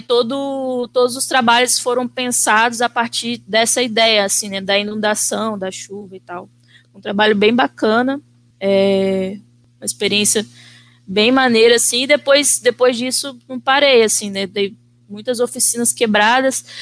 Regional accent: Vitória, Espírito Santo, Brazil; sou natural de Vitória, Espírito Santo. Nasci, cresci, vivo aqui até os dias de hoje.

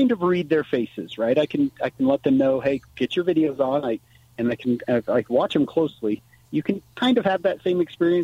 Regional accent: St. George, Utah, United States; moved away as an adult; now in northern Utah, United States; my time in the 80s and 90s growing up in St. George

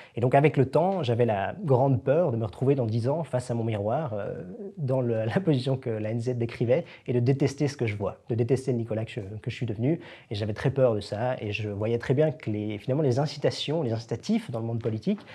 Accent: Switzerland; en tant que Suisse

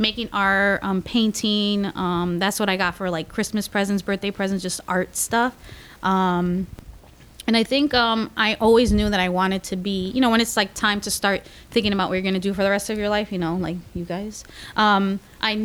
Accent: Stratford, Connecticut, United States; I am from Stratford, Connecticut, and I went to Bunnell

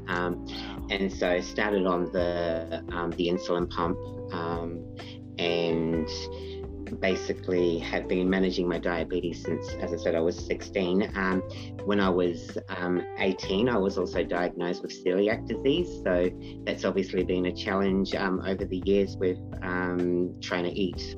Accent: Papamoa, Bay of Plenty, New Zealand; moved away as an adult; also born or lived in Perth, Western Australia; now in Australia; I'm originally from New Zealand, from Papamoa, grew up there.

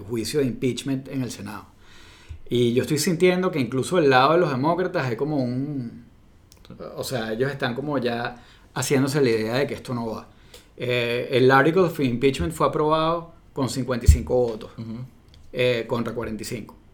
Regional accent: Venezuela; now in United States; yo como venezolano-americano

